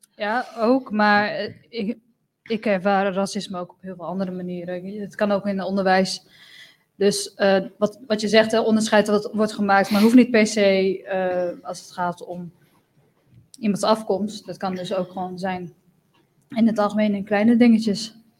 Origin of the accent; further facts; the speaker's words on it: Netherlands; als je hier geboren bent, ik ben dan ook Europees. Ik ben ook een Nederlander.